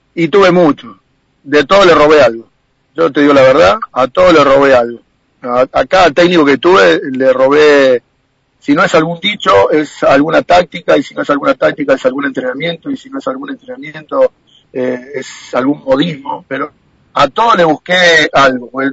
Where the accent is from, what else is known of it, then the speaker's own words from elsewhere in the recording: María Juana, Santa Fe, Argentina; nací, hice las inferiores en el Atlético